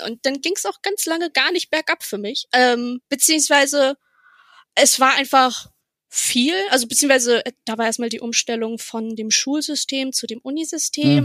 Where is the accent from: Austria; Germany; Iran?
Germany; Bremen; moved away as an adult; also born or lived in Berlin; aufgewachsen bin ich in Bremen ja. Im guten Norden an der Weser